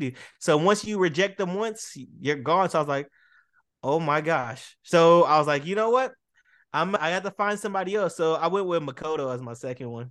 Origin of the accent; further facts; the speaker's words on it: Boston, Massachusetts, United States; also born or lived in Dallas, Texas; I'm a Dallas native, but I was raised and love in Boston